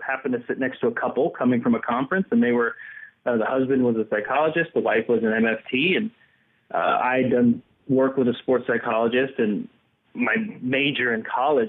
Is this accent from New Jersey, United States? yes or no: yes; New Jersey, United States; I was born in New Jersey and my father's black